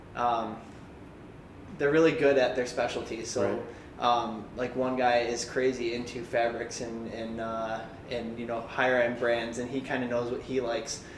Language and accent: English; Livonia, Michigan, United States; I'm from here. I'm from Livonia